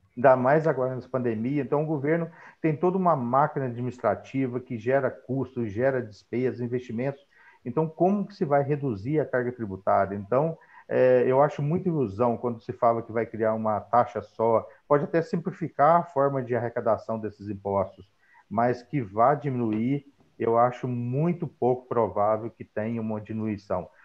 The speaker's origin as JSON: {"language": "Portuguese", "town": "Paraguaçu", "region": "Minas Gerais", "country": "Brazil", "said": "sou de Paraguaçu, de Minas Gerais"}